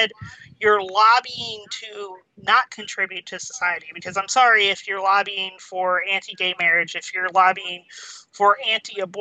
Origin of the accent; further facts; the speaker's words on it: Georgia, United States; also born or lived in Baltimore, Maryland; she raised me in like the backwoods in Georgia, in the middle of nowhere